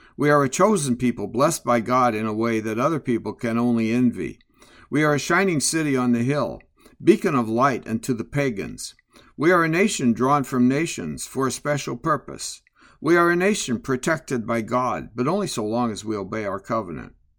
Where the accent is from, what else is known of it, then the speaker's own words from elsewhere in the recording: Midwest, United States; growing up in the Midwest